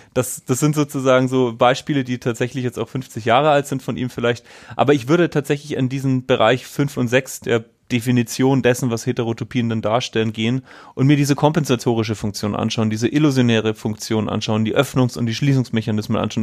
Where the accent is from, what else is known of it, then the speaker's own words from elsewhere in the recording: Bavaria, Germany; ich komme aus Bayern